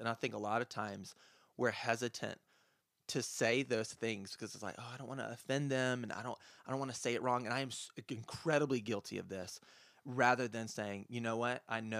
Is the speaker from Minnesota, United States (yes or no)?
no; Lyman, South Carolina, United States; Yeah, so I'm actually from Lyman. It's a little bit outside of Greer, but I kind of like it because it's away from the city